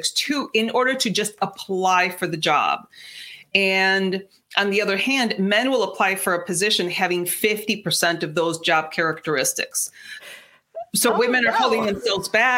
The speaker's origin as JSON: {"language": "English", "country": "Mexico", "first_language": "Spanish", "second_language": "English", "said": "Spanish is my first language. I'm 100% Mexican"}